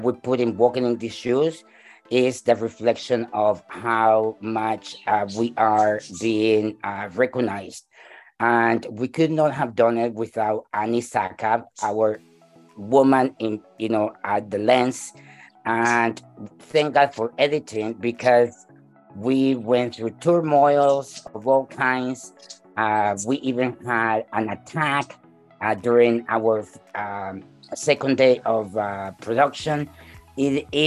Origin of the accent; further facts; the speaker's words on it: El Salvador; now in Canada; I am from El Salvador myself